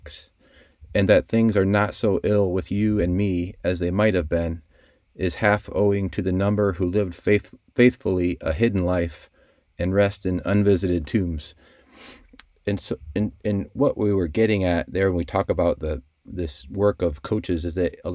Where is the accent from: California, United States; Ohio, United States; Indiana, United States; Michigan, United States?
Indiana, United States; South Bend; I grew up in South Bend, just like a block or two from Notre Dame.